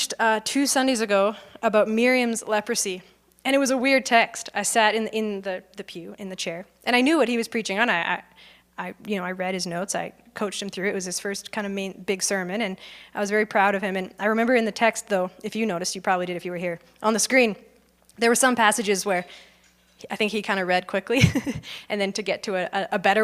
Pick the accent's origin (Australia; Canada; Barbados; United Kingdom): Canada; Okotoks, Alberta; I grew up in Okotoks